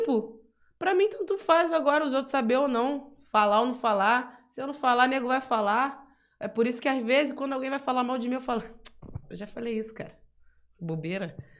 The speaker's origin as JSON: {"language": "Portuguese", "region": "Bahia", "country": "Brazil", "moved": "yes", "lives_now": "São Paulo, Brazil", "said": "Sou da Bahia, tô em SP atrás do meu sonho na música, sozinho mesmo"}